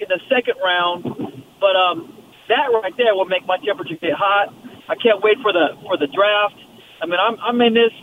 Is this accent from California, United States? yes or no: yes; the Bay Area, California, United States; I'm from the Bay, a Raider fan from Oakland to L.A. and to Vegas now